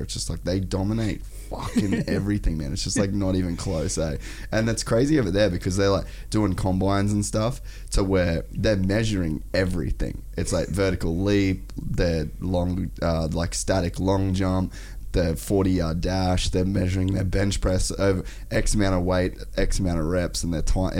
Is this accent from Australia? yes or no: yes; Cairns, Queensland, Australia; we grew up in Cairns